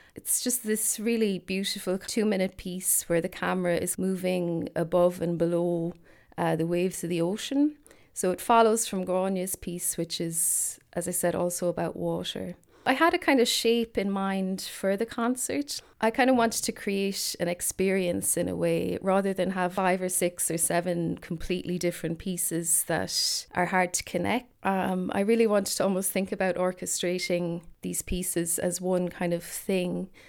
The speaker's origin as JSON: {"language": "English", "country": "Ireland", "said": "I'm an Irish composer"}